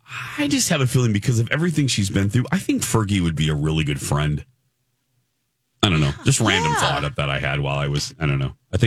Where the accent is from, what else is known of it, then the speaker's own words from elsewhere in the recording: Indiana, United States; But living in Indiana, growing up in Indiana